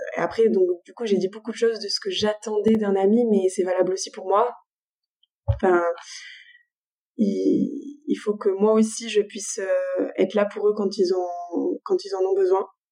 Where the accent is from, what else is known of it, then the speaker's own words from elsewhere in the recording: Avignon, Provence-Alpes-Côte d'Azur, France; now in Marseille, France; je suis originaire d'Avignon